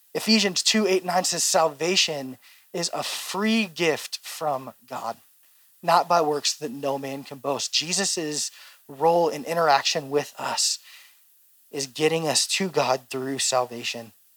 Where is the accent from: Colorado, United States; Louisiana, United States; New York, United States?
Louisiana, United States; moved away as an adult; now in Oregon, United States; I'm from Louisiana